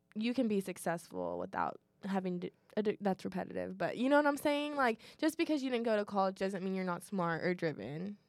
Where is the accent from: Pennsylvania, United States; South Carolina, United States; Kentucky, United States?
Kentucky, United States; Louisville; I'm from Louisville